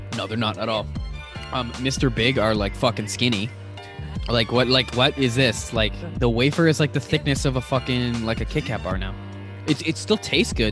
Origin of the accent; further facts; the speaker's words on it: East Coast, United States; moved away; I'm from the East Coast